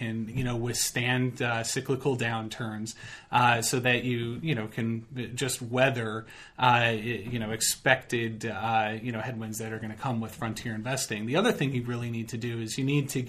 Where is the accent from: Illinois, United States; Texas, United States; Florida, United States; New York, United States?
Illinois, United States; Chicago; I'm from Chicago